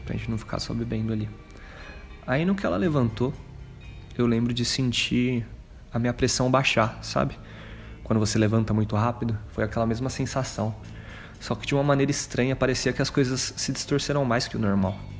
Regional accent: Greater São Paulo, Brazil; eu sou daqui da Grande São Paulo

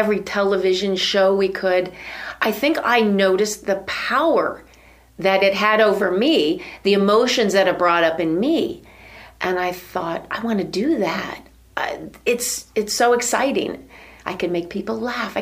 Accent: Avon Lake, Ohio, United States; also born or lived in West Virginia; I was from Little Avon Lake, Ohio, a little sixth grader

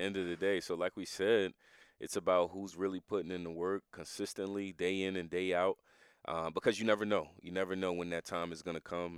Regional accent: New Jersey, United States; We, we grew up in New Jersey together

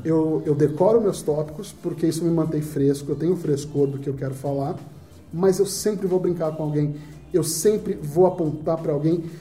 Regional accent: Northeast Region, Brazil; eu sou nordestino

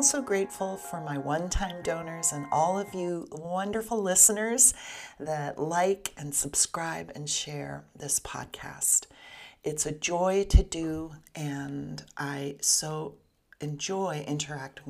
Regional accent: Southern California, United States; I'm from Southern California

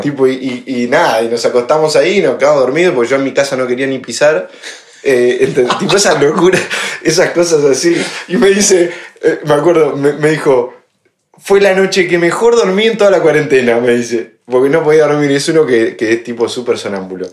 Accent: Argentina; moved away as an adult; now in Madrid, Spain

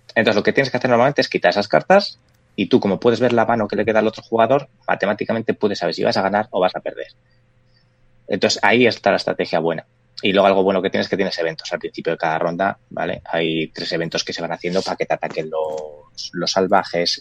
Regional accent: Valladolid, Castile and León, Spain; somos de Valladolid

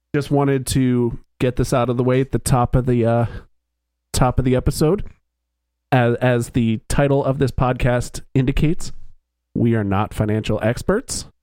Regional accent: East Coast of the United States, United States; now in Philadelphia, United States; we all grew up on the East Coast of the United States

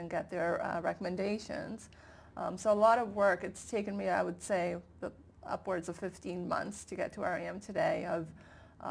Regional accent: Calabria, Italy; from Calabria, I'm from southern Italy

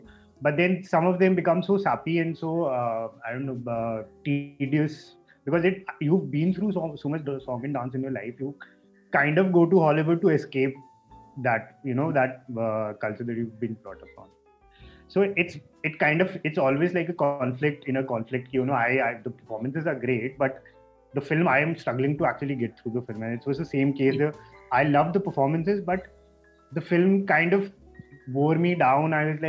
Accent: India; So I don't know if it's because we are Indian, we are groomed up in, you know, on a different kind of cinema.

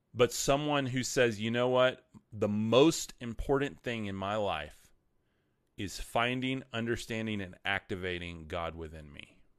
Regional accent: West Texas, United States; I'm from West Texas

